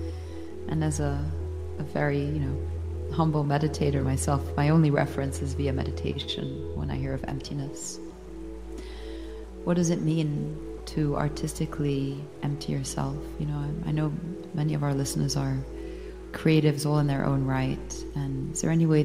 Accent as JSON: {"language": "English", "country": "Switzerland", "said": "now that I'm back in my home country, Switzerland"}